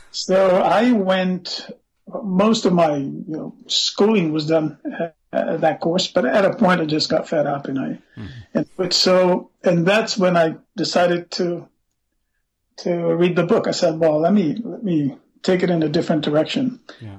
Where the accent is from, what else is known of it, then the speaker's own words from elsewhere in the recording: Brasília, Federal District, Brazil; moved away as an adult; also born or lived in Belo Horizonte, Brazil / United States; now in Geneva, Switzerland; I actually grew up in Brasilia, the capital of Brazil. I moved from Belo Horizonte to Brasilia at the age of five or six, more or less, and I never left until I was in my middle 40s